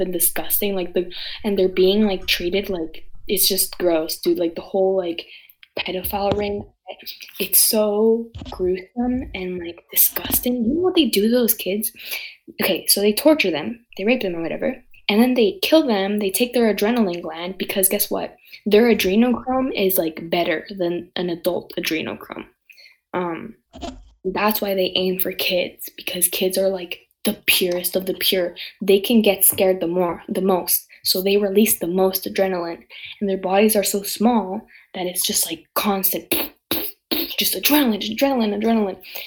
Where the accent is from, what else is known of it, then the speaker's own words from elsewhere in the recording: Canada; also born or lived in Nicaragua (family); I'm Canadian